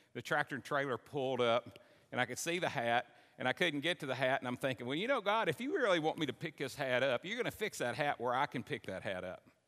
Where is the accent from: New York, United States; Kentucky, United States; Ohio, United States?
Kentucky, United States; Simpson County; I grew up in Simpson County.